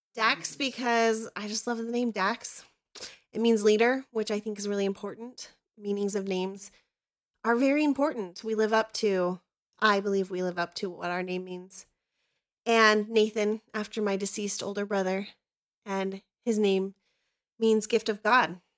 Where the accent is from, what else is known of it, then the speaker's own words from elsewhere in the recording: Idaho, United States; also born or lived in Southern California; we moved to Idaho when I was little from Southern California